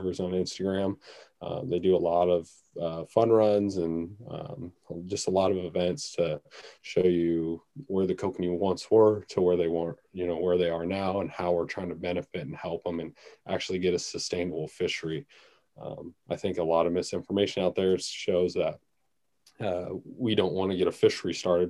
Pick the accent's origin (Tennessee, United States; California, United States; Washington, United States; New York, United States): Washington, United States; Seattle; growing up around Seattle, you know, we got a lot of urban rivers and creeks